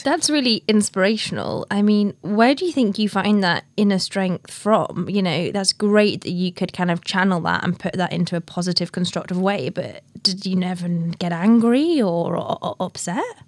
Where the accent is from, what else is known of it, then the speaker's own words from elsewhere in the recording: the north of England, United Kingdom; a northern girl like me.